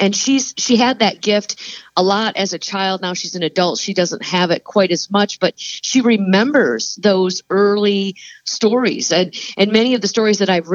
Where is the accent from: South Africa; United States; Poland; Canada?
United States; Plainwell, Michigan; I was born and raised in Southwest Michigan in a small town called Plainwell